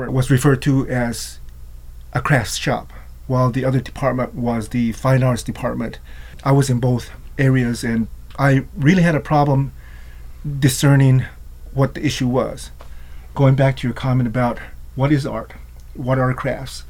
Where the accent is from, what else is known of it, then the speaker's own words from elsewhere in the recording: New Mexico, United States; As an Ashwi member from a tribe in New Mexico